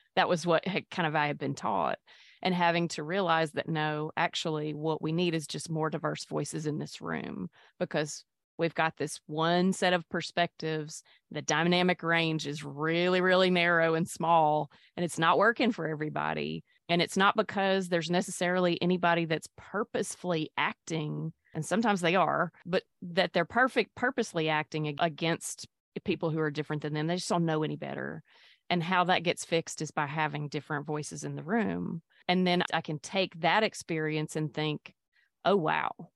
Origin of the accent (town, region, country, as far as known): Mississippi, United States; born or raised there; also born or lived in Pascagoula, Mississippi / Petal, Mississippi / Jackson, Mississippi; now in Hattiesburg, United States